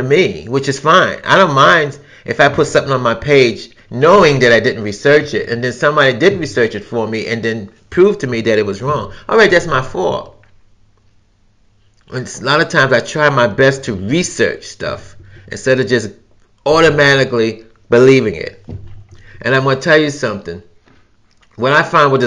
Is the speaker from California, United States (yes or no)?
no; New York City, New York, United States; I'm from New York City, I've experienced New York City where you could be on a crowded train or a crowded bus